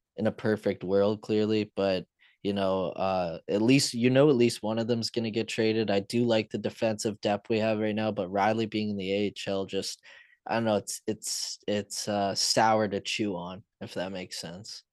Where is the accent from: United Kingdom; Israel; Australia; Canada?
Canada; London, Ontario; London, my hometown